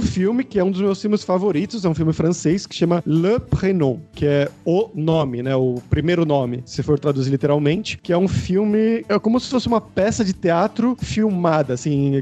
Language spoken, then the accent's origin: Portuguese; Brazil; eu, brasileiro